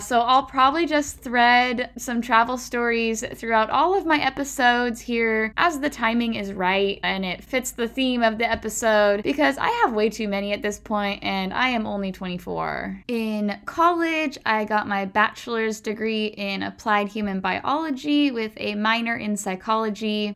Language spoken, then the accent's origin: English; Puyallup, Washington, United States; growing up in Puyallup was your typical cushy, predominantly white, middle class, suburb